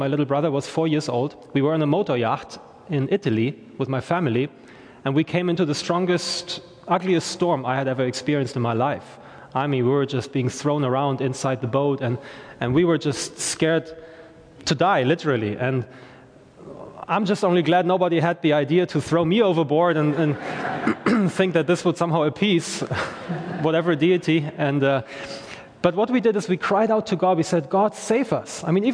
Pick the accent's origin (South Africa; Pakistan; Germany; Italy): Germany; English is a second language; now in Belfast, United Kingdom; I am from Germany originally